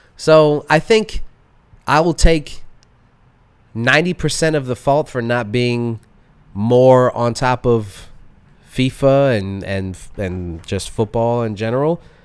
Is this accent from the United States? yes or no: yes; United States; being an American